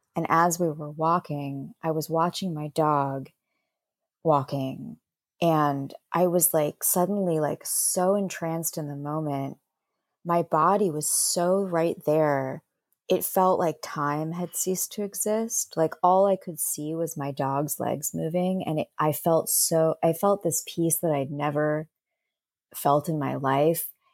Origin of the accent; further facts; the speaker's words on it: Bay Area, California, United States; I'm from the Bay Area